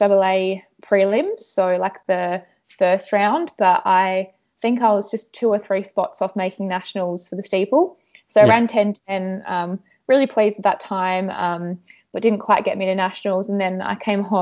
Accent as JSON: {"language": "English", "country": "Australia", "also_born_or_lived": "United States", "said": "being Australian"}